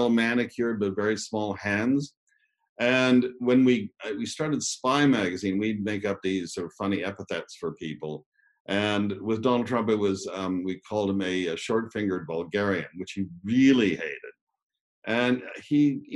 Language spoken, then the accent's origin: English; Ottawa, Ontario, Canada; I grew up in Ottawa in Canada